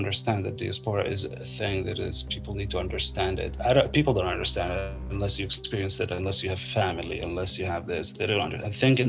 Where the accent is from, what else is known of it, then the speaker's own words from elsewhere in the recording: Palestine; moved away as an adult; like I was born in Palestine, I was there till I was 30 years old.